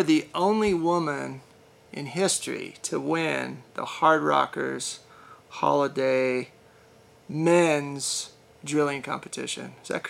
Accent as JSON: {"language": "English", "town": "Del Norte", "region": "Colorado", "country": "United States", "tie": "born or raised there", "said": "I grew up in a little bit bigger town of Del Norte"}